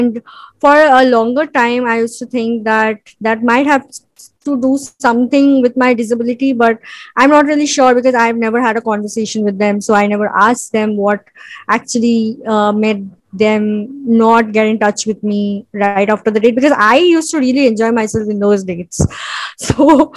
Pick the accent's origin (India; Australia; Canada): India; Mumbai, Maharashtra; I am a film editor and I am from Bombay